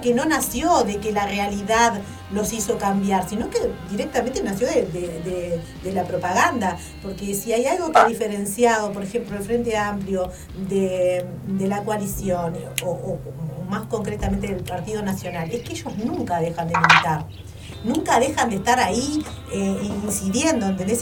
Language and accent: Spanish; Lorenzo Geyres, Paysandú, Uruguay; yo soy del interior profundo mismo, soy de Lorenzo Geires